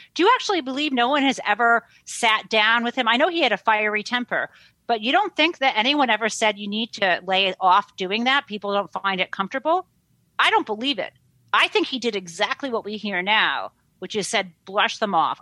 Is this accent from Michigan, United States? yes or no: yes; Michigan, United States; I grew up in Michigan, I grew up in the Midwest